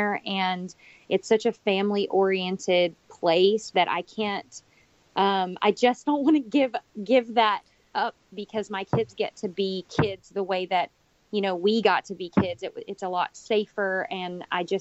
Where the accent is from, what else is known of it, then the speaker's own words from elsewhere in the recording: Corsicana, Texas, United States; moved away as an adult; now in Dubai, United Arab Emirates; we were really settled in Corsicana, where my hometown is